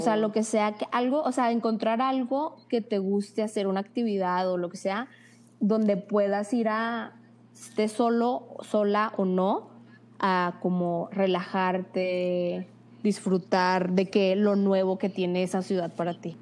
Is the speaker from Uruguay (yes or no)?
no; Torreón, Coahuila, Mexico; also born or lived in Monterrey; somos de Torreón. Lagunera 100%.